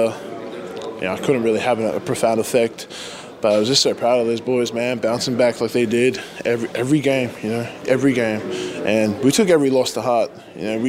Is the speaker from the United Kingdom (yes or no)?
no; Australia; moved away; my home country